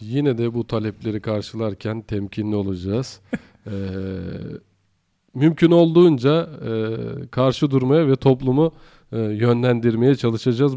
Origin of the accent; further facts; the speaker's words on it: Afyonkarahisar, Turkey; moved away; Ben Afyonkarahisarlıyım